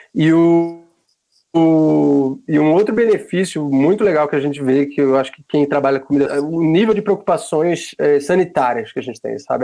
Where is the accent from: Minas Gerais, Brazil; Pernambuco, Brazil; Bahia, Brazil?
Pernambuco, Brazil; Recife; now in São Paulo, Brazil; eu sou de Pernambuco